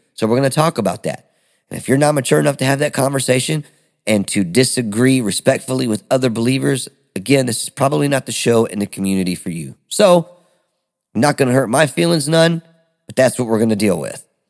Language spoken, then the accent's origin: English; Detroit, Michigan, United States; now in Smyrna, United States; I am originally from Detroit, Michigan, A K A the Motor City